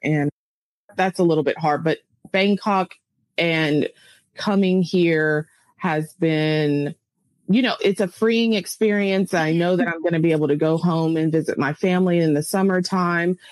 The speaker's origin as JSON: {"language": "English", "town": "Clarksville", "region": "Tennessee", "country": "United States", "tie": "born or raised there", "also_born_or_lived": "China", "moved": "as an adult", "said": "my little town of Clarksville, Tennessee"}